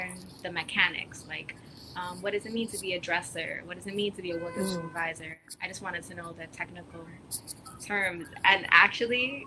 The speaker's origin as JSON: {"language": "English", "region": "New York", "country": "United States", "tie": "born or raised there", "said": "growing up in New York, like I guess in high school and in school"}